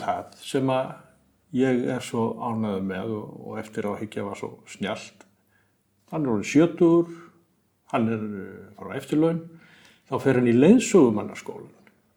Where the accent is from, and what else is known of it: Iceland